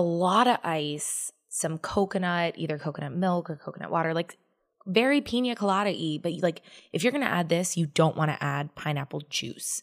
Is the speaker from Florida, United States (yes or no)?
yes; Tampa, Florida, United States; I am from Tampa